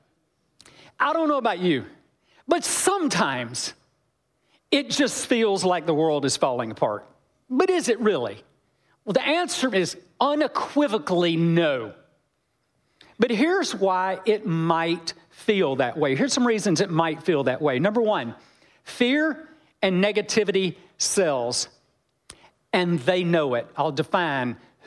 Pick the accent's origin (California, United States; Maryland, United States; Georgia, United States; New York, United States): Georgia, United States; I'm from Georgia